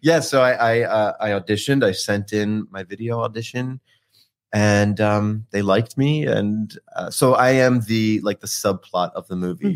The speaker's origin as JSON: {"language": "English", "region": "New Jersey", "country": "United States", "moved": "yes", "said": "I'm from South Jersey, so the Philly area"}